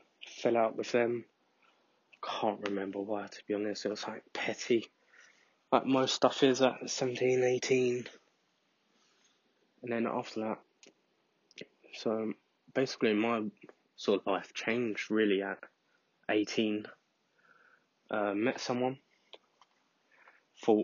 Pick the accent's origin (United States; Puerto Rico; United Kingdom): United Kingdom; London; also born or lived in Scotland; I was born in London and then moved to Scotland for my mum to go to uni and then came back when I was about six or seven.